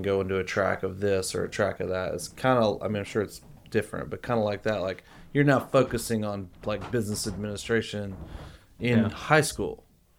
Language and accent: English; Florida, United States; I grew up in Florida